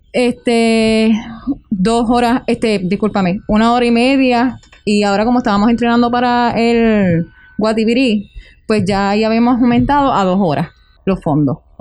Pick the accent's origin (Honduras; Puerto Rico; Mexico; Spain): Puerto Rico; Utuado; soy de aquí, en mi pueblo, yo me siento súper orgullosa de Utuado